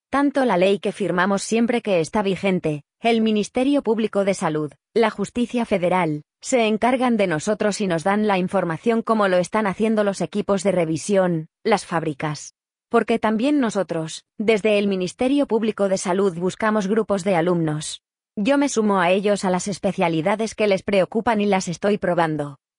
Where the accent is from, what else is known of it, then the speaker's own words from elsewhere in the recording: Uruguay; como uruguayos, ¿qué, porcentaje de porcentaje en nuestra composición genética tenemos que tener para, mm, para poder eh, tramitar el pasaporte español?